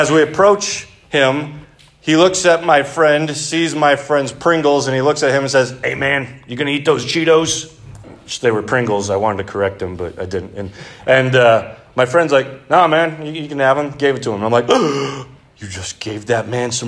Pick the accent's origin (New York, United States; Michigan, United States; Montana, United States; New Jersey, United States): Michigan, United States; Three Oaks; I grew up in Three Oaks.